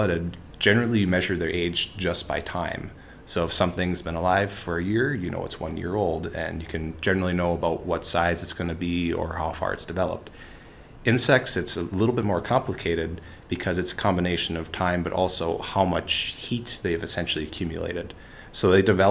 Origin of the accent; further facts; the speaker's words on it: Minnesota, United States; I grew up here in Minnesota, and I grew up on a beef farm